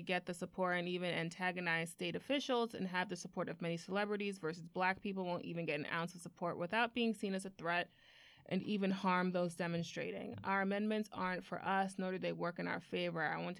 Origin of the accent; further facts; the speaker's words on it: Miami, Florida, United States; I'm from Miami, and Parkland is about an hour away.